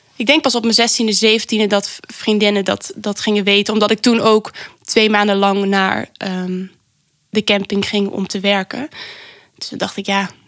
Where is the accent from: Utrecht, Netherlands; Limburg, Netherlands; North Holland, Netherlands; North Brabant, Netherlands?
Limburg, Netherlands; Venlo; moved away; ik kom oorspronkelijk uit Limburg.